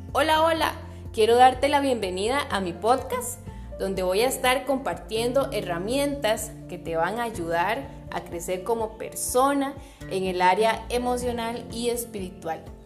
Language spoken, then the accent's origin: Spanish; Costa Rica; soy costarricense